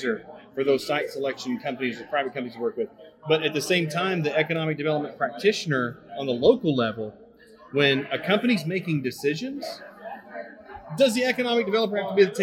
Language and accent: English; Kentucky, United States; moved away; I'm from Kentucky originally.